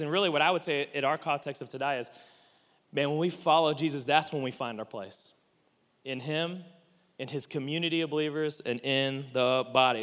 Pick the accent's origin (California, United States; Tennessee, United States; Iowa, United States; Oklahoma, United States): Oklahoma, United States; Oklahoma City; growing up in the South